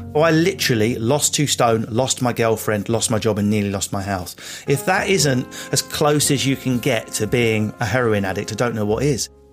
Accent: Enfield, London, United Kingdom; I grew up in Enfield.

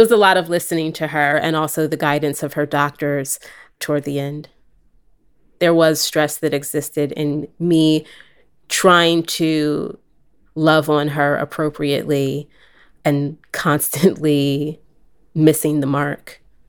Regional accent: New Jersey, United States; also born or lived in California / Philadelphia; I am senior editor here at LWC Studios. I am from California originally, but grew up on the East Coast for a bit in southern New Jersey and in Philadelphia.

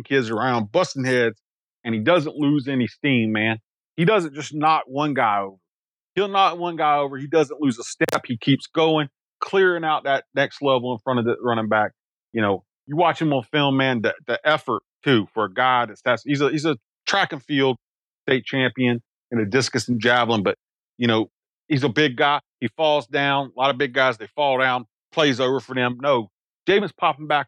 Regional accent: South Carolina, United States; now in Pennsylvania, United States; I'm from South Carolina

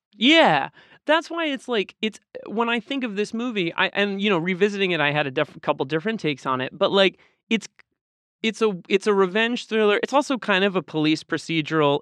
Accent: Boston, Massachusetts, United States; I grew up in Boston.

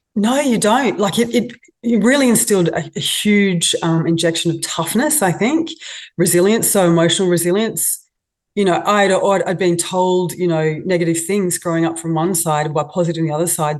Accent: Australia; also born or lived in Moscow, Russia; being an Aussie

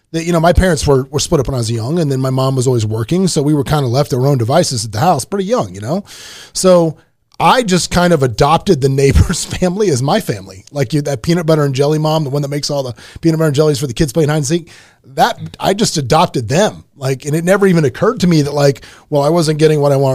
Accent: Canada; I'm Canadian.

